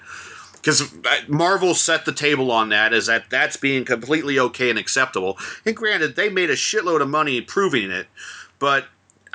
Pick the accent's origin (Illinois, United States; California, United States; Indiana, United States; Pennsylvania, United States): Indiana, United States; Indianapolis; I'm from Indianapolis